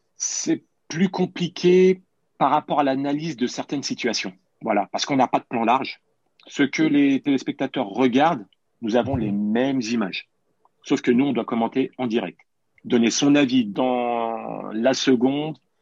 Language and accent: French; Paris, Île-de-France, France; J'ai toujours revendiqué le fait d'être parisien et c'est une réalité parce que je suis né à Paris, j'ai commencé au PSG, j'avais 8 euh, ans